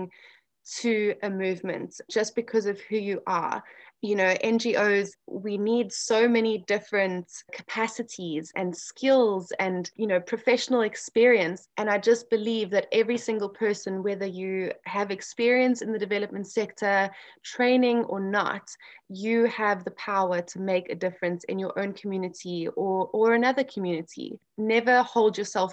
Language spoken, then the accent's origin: English; South Africa; now in Orlando, United States; being South African